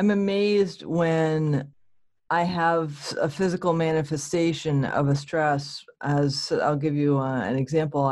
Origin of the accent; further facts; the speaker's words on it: New England, United States; I grew up in a Protestant church because I'm from New England